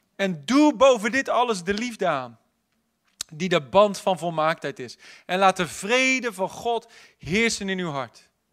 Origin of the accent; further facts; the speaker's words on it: Netherlands; wij als Hollanders